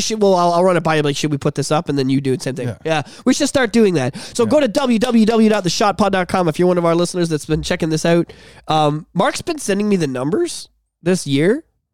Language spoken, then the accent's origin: English; England, United Kingdom; he made the funny about how I don't have a soul because I'm from England, I have red hair.